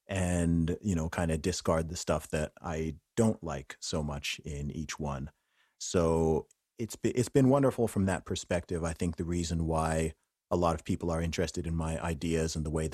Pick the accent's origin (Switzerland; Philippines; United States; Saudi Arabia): Saudi Arabia; Yeah, I would say that even despite the fact I grew up in Saudi Arabia, because of the type of area I grew up in, the American culture and dominance was more than the Saudi one